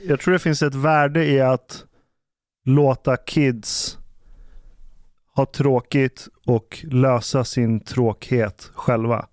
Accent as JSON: {"language": "Swedish", "town": "Ekerö", "region": "Stockholm County", "country": "Sweden", "tie": "born or raised there", "said": "jag växte upp på Ekerö"}